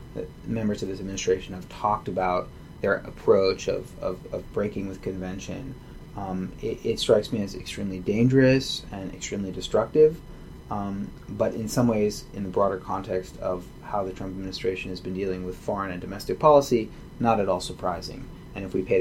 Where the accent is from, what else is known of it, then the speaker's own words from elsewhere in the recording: United States; grew up in a very rich, sort of culturally rich and religiously observant American Jewish context